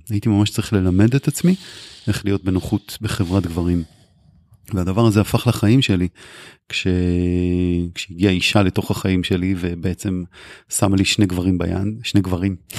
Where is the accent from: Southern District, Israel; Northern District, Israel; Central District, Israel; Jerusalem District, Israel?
Northern District, Israel; Kfar Tavor; also born or lived in Haifa; אני גדלתי בחיפה והגעתי בגיל שש לכפר תבור